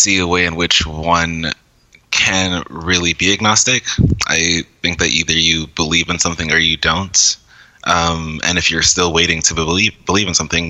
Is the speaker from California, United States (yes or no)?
yes; Los Angeles, California, United States; I'm from California, Los Angeles, California.